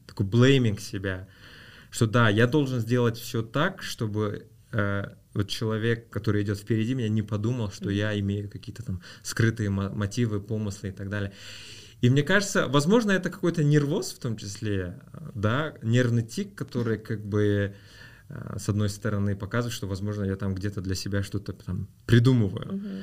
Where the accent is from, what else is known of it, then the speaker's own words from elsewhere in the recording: Rudny, Kostanay Region, Kazakhstan; also born or lived in Aktobe, Kazakhstan; мы переехали из Актюбинска вот в Кустанай, в город Рудный